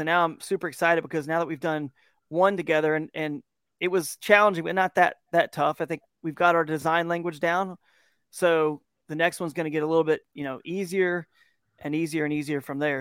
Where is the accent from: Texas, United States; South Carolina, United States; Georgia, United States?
Georgia, United States; moved away as an adult; now in Kent, Ohio, United States; I'm from Georgia, and so what's beautiful now that I live in, uh, Northeast Ohio here in Kent, Ohio area